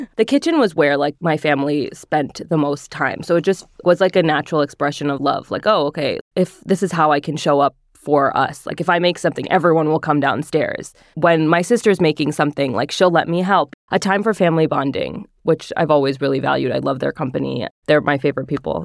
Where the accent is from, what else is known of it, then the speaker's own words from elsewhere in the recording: northern New Jersey, United States; I grew up in northern New Jersey